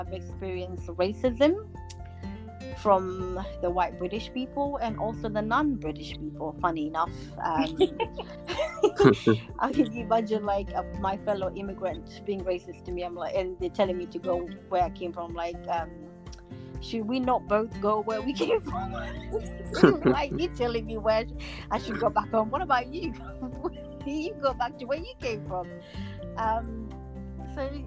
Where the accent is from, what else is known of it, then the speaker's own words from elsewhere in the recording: Somalia; now in London, United Kingdom; I basically come from Africa. I was born in Somalia.